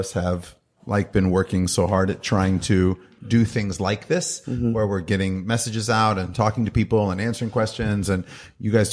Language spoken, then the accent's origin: English; Redwood City, California, United States; moved away as an adult; also born or lived in Livermore, California; now in New York, United States; This is my hometown event, even though I live in New York. This is my hometown event. I was born in Redwood City